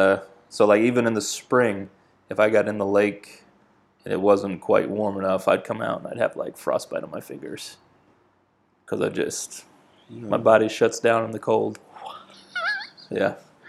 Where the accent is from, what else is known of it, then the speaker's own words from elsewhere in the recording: Vermont, United States; moved away as an adult; now in South Carolina, United States; I was born and raised in Vermont.